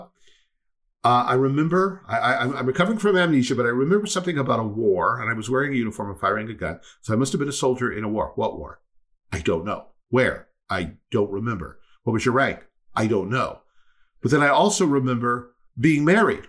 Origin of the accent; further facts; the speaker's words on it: United States; I am an American